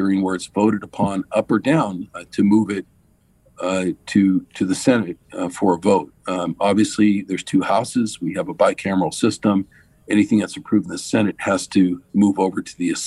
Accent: San Jose, California, United States; I grew up in East San Jose

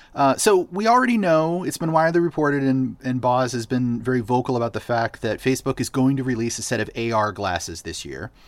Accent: Boston, Massachusetts, United States; Boston, my hometown.

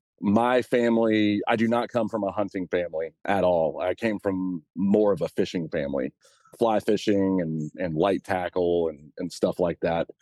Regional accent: Winston-Salem, North Carolina, United States; So I'm from Winston-Salem, North Carolina, pretty much born and bred North Carolina.

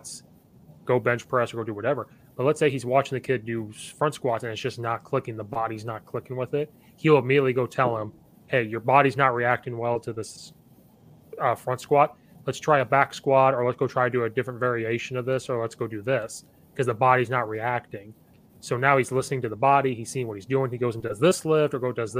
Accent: Central Illinois, United States; moved away as an adult; now in Chicago suburbs, United States; I'm from Central Illinois. I grew up right next to Uvine. Now I live up in the Chicago suburbs

